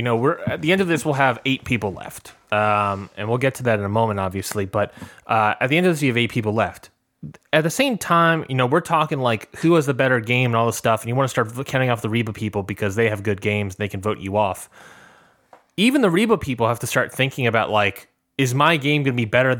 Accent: Boston, Massachusetts, United States; You know, I'm from Boston.

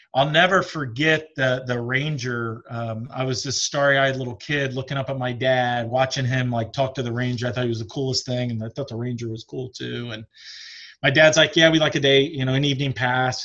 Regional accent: Springfield, Ohio, United States; also born or lived in Newport News, Virginia / Michigan; I'm from Springfield, Ohio. That's where I grew up

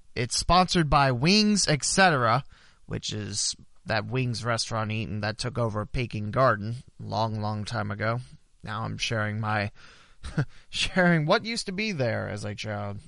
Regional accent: West Alexandria, Ohio, United States; I'm from West Alex

